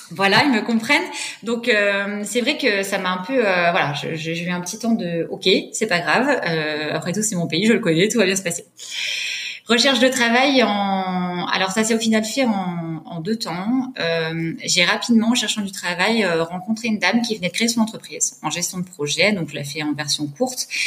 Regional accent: Savoie, Auvergne-Rhône-Alpes, France; moved away; je suis originaire de la Savoie

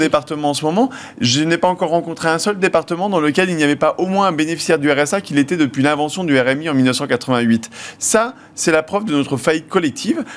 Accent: Hauts-de-France, France; je viens des Hauts-de-France

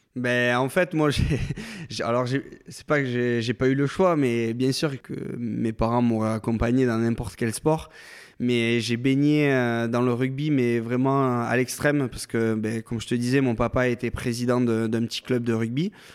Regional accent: Cuzorn, Nouvelle-Aquitaine, France; moved away as an adult; also born or lived in Villeneuve-sur-Lot / Agen / Toulouse; je suis né à Villeneuve-sur-Lot, mhm. euh, qui est pas très loin d'Agen, et je suis originaire du Fumelois. D'accord. Donc j'habitais un petit village qui s'appelle Cusorne

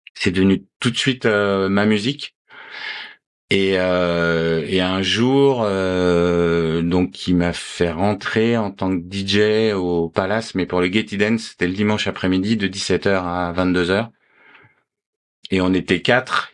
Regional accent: Paris, Île-de-France, France; je suis né à Paris

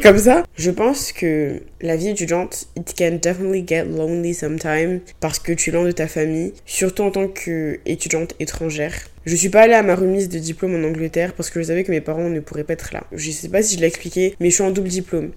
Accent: Abidjan, Côte d’Ivoire; moved away as an adult; now in France; Moi, je viens de Côte d'Ivoire, Abidjan, même si j'étais dans une école française, j'étais entourée de personnes noires

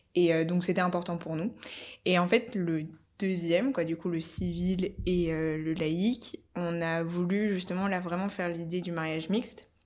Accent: Paris, Île-de-France, France; je suis on va dire française d'origine, mais euh, on va dire parisienne surtout, parce que ça fait 3-4 générations qu'on est parisien dans ma famille

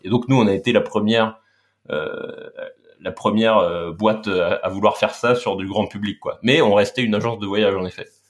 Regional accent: Laval, Pays de la Loire, France; j'ai grandi à Laval en Mayenne

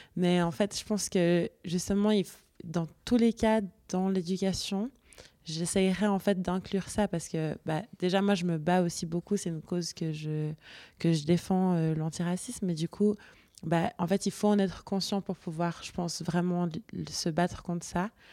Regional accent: Switzerland; j'ai grandi en Suisse et puis que j'ai été éduquée par ma famille suisse

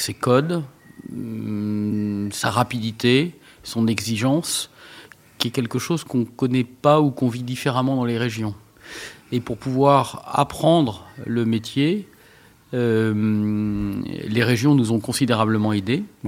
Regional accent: Villedieu, France; je suis né à Villedieu

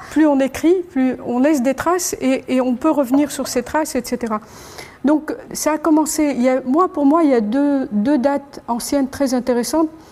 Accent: Annaba, Annaba Province, Algeria; je suis d'Anaba

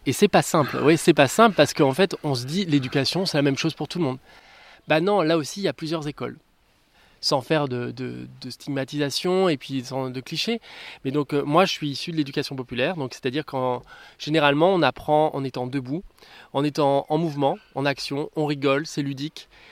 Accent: Martinique; moved away; Moi j'ai grandi aux Antilles, en Martinique

